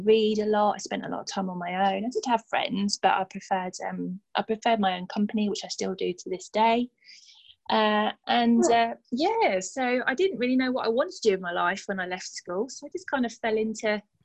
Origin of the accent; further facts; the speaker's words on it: London, United Kingdom; accent: Cockney; now in Stevenage, United Kingdom; I grew up in a place called, well, we call it Burnt Oak because we're from like Cockney Town.